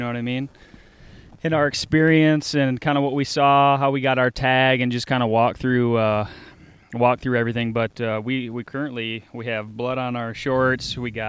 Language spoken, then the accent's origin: English; Grand Rapids, Michigan, United States; And it turns out we're all from the Grand Rapids area.